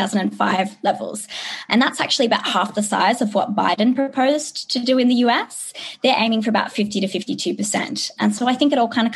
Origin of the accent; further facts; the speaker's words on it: Australia; growing up in Australia